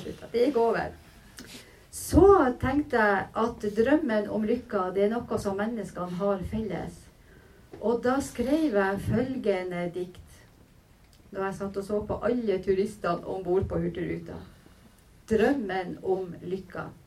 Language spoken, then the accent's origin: Norwegian; Kilbotn, Troms, Norway; det er altså av heimbygda mi. Kilbotn heter den